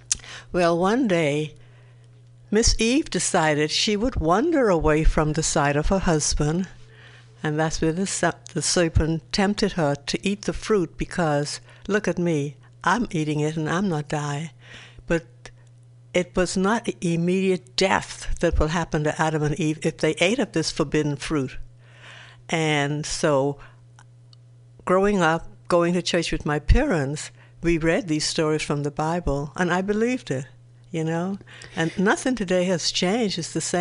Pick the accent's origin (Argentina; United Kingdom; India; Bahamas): Bahamas; Nassau, New Providence; Nassau, Bahamas. Like we say, or the Commonwealth of Nassau, Bahamas.